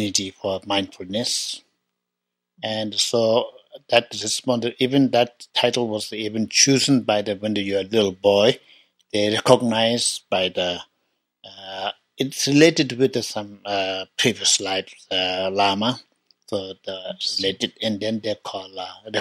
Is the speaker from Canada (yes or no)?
no; Tibet, China; I was born in Tibet 1954